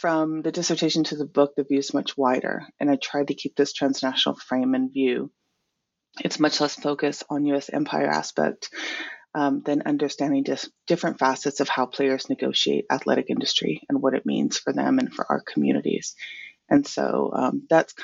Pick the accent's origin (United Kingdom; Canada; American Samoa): American Samoa; also born or lived in California / New York City / Hawaii; now in Auckland, New Zealand; I was raised in Tutuila, America, Samoa